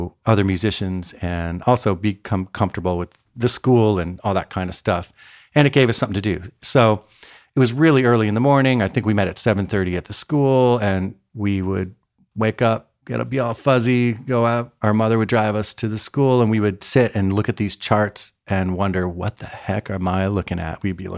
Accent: Connecticut, United States; also born or lived in Cincinnati, Ohio / Detroit / Chicago / Atlanta; I was born in Cincinnati, Ohio. Then we moved to Detroit, then Chicago, then Atlanta. And then I spent like eighth grade through high school in Connecticut

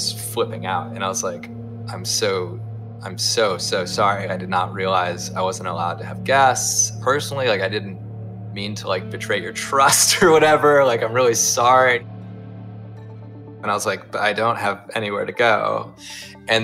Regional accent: Ohio, United States; I'm from Ohio

